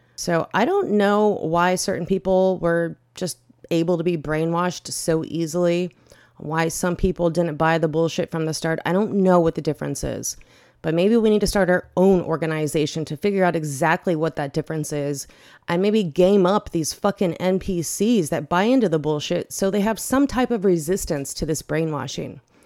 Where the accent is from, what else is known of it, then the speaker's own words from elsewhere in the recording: Bay Area, next to San Francisco, California, United States; I am from the Bay Area. I grew up next to San Francisco